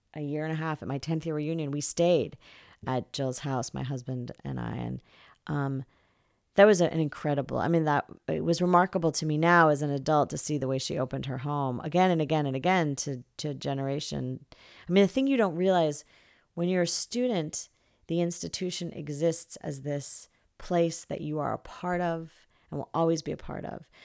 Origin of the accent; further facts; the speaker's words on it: New Jersey, United States; moved away as an adult; now in California, United States; from New Jersey, where I grew up